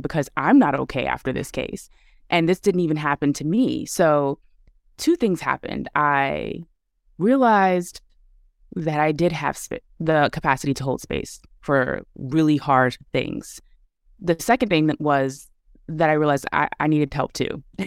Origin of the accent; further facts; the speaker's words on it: New York City, New York, United States; moved away as an adult; I was born and raised in Brooklyn